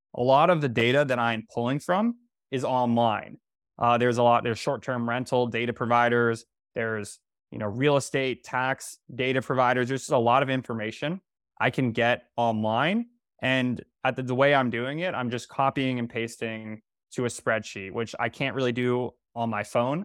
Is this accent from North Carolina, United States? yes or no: yes; North Carolina, United States; moved away as an adult; now in New York City, United States; I'm from North Carolina